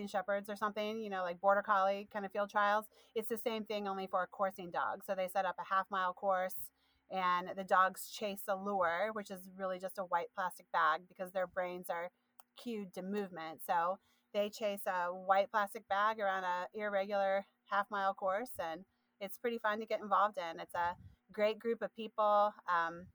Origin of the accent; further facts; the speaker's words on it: Midwest, United States; moved away; I'm from the Midwest originally. My family is 100% Appalachian.